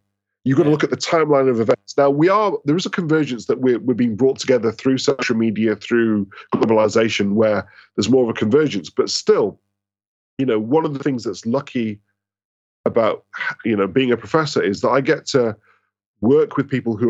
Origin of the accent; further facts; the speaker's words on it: Scotland, United Kingdom; now in London, United Kingdom; Sorry, I'm Scottish, so I'm trying to claim success because we're crap at football.